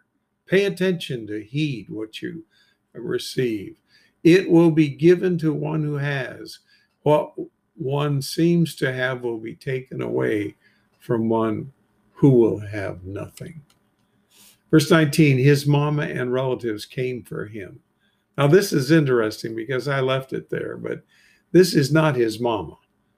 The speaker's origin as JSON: {"language": "English", "town": "Bricketwood", "region": "East of England", "country": "United Kingdom", "said": "whenever I told people anywhere I travel in Europe I was from Bricketwood, they immediately thought of those nudist camps."}